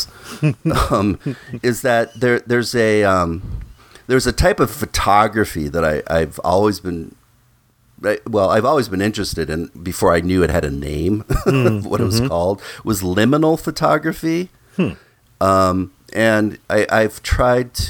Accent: Midwest, United States; when I was little and I was a young boy growing up in the Midwest

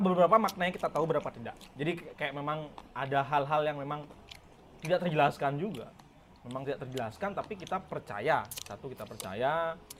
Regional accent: Bali, Indonesia; kita orang Bali

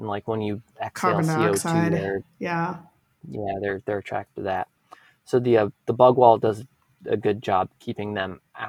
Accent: Wisconsin, United States; moved away; I grew up in Wisconsin and I canoed all through northern Minnesota and Canada

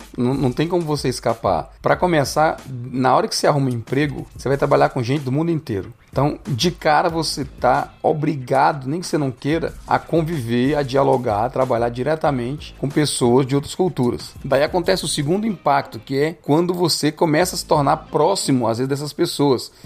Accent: Brazil; first language Portuguese; moved away as an adult; now in Canada; a gente vem do Brasil

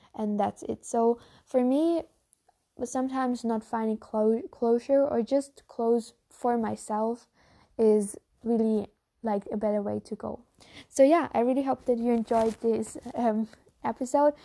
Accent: Germany; first language German; English is a second language; I'm no native English speaker, but I'm a German speaker. I'm from Germany

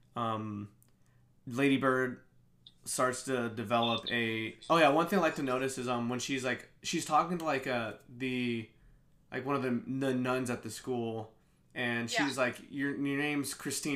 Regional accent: Kansas City, United States; moved away as an adult; our love for Kansas City

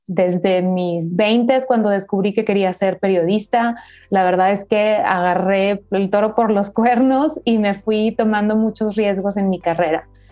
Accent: Monterrey, Nuevo León, Mexico; now in Mexico City, Mexico; Yo soy de Monterrey, Nuevo León, soy del norte de México

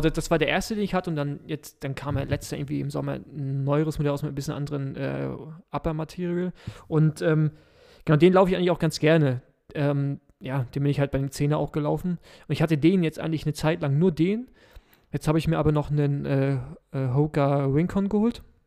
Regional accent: Berlin, Germany; als Berliner

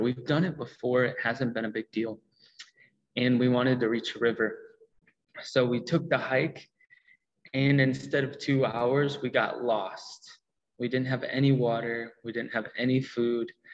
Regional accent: Illinois, United States; also born or lived in Rukungiri, Uganda; I am from the United States. Uh, Illinois, about two hours west of Chicago, the cornfields

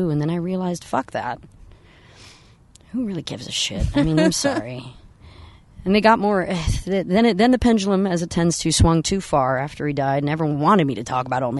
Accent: San Francisco, California, United States; I was raised in San Francisco

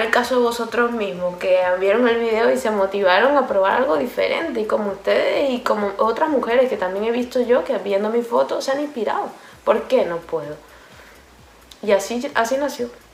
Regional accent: Venezuela; moved away; yo vengo de Venezuela, y en Venezuela se inventan los nombres

